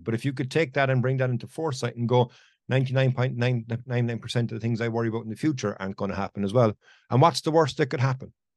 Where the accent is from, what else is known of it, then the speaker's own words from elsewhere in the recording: Ireland; it's my home country